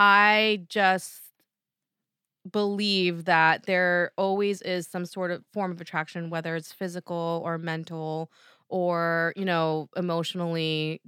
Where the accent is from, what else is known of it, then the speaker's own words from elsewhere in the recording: New Jersey, United States; accent: Jersey; back to my Jersey accent. Let me get back to East Coast mode here